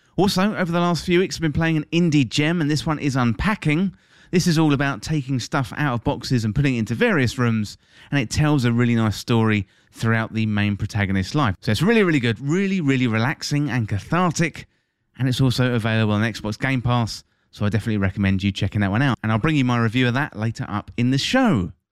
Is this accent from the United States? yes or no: no; England, United Kingdom; my home country, that's England, if you didn't tell from the accent